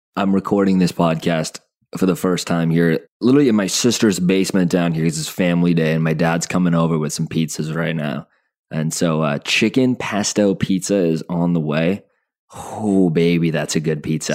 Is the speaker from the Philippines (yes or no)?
no; Calgary, Alberta, Canada; I was born in Calgary